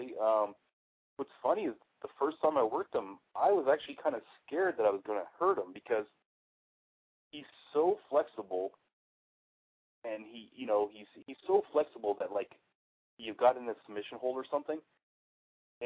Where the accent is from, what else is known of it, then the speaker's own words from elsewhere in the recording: the Northwest, Pacific Northwest, United States; I grew up in the Northwest